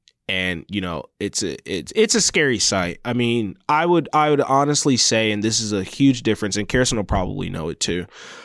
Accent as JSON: {"language": "English", "country": "United States", "said": "because I'm an American, right?"}